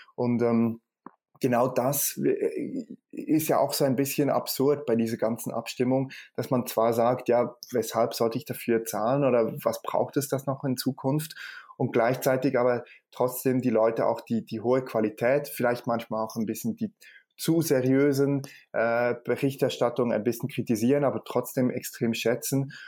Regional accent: Switzerland; bei uns in der Schweiz

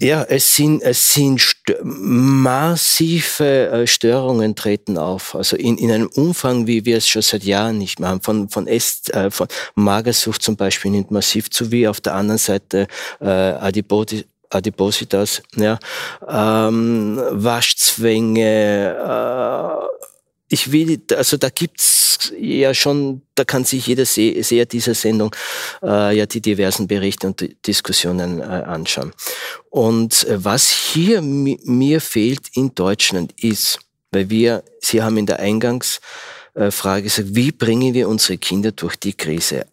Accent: Austria; ich bin ja Österreicher

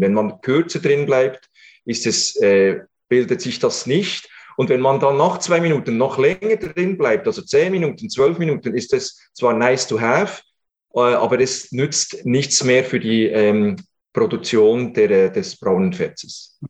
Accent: Switzerland; bei uns in der Schweiz

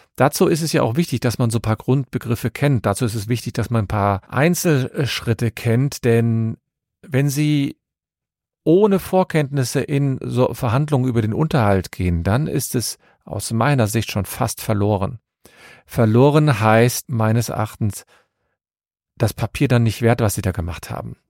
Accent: Cologne, North Rhine-Westphalia, Germany; ich komme aus Köln und habe meine Kanzlei in Köln

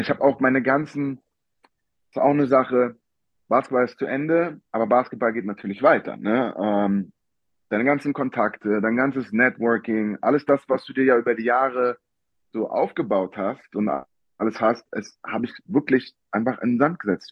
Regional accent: Berlin, Germany; ich bin Berliner Junge

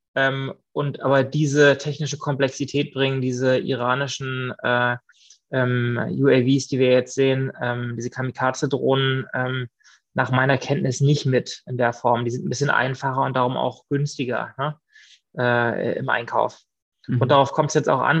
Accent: Mecklenburg-Vorpommern, Germany; moved away as an adult; also born or lived in Tel Aviv / Vienna / Stockholm; wenn ich nach Mecklenburg-Vorpommern zurückgekommen bin in meine Heimat

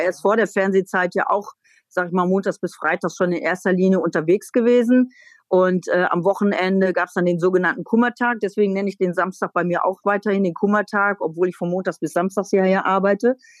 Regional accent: North Rhine-Westphalia, Germany; moved away as an adult; also born or lived in Netherlands; now in East Frisia, Germany; Ich komme ja nun vom Niederrhein

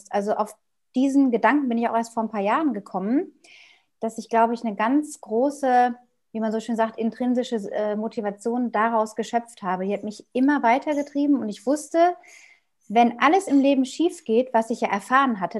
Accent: North Rhine-Westphalia, Germany; ich bin in Westfalen aufgewachsen, in einem kleinen Dorf außerhalb von einer größeren Stadt auf dem Land mit Bauernhöfen drumherum

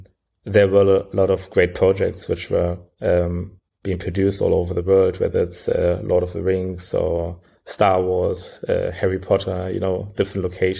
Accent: Berlin, Germany; also born or lived in Sierra Leone; Well, I was born particularly in Sierra Leone. So this is where I spent the first 5 years of my life before we migrated to Germany. And since we are in Germany, I grew up most of the time in Berlin, studied in Berlin, and studied computer science.

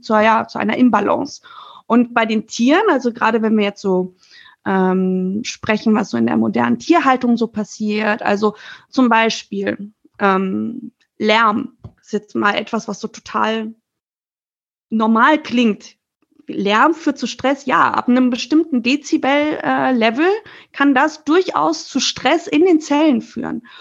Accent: Germany; als Deutsche

